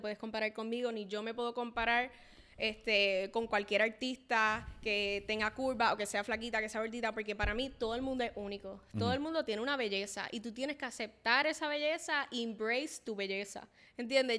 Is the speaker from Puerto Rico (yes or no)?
yes; Puerto Rico; soy latina, este, amo ser latina, puertorriqueña